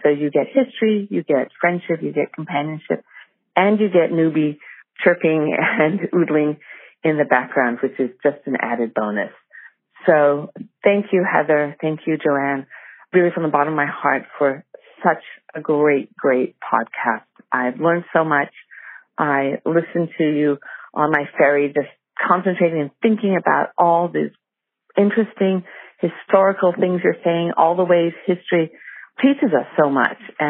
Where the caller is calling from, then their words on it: Englewood Cliffs, New Jersey, United States; I'm calling from Englewood Cliffs in New Jersey